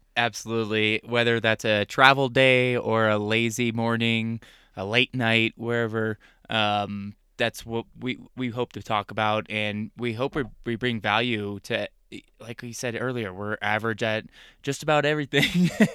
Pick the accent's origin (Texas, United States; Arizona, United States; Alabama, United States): Arizona, United States; moved away as an adult; also born or lived in Wisconsin; I was born and raised in Arizona, uh, desert rat through and through